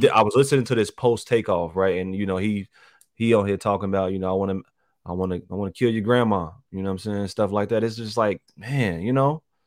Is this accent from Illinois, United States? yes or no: yes; Chicago, Illinois, United States; I was born in the North Lawndale area